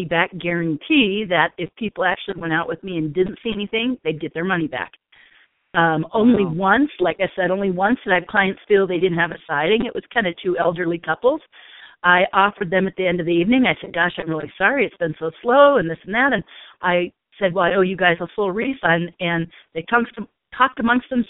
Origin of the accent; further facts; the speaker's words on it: Palos Verdes, California, United States; moved away as an adult; also born or lived in Irvine, California / Orange County, California / Newport Beach, California; now in Sedona, United States; Born and raised in Southern California, Palos Verdes, California, to be exact